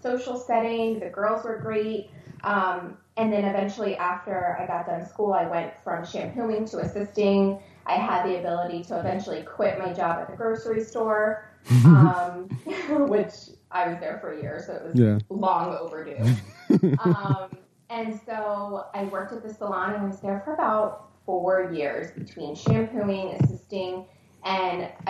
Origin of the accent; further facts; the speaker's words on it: Philadelphia, Pennsylvania, United States; also born or lived in Richmond, Virginia / Israel; eventually settled in like Northeast Philly, which is primarily where my childhood, you know, where I was raised